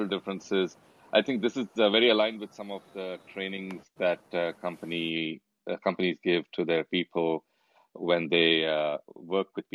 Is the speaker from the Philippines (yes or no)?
no; India; moved away; I thought I was born in India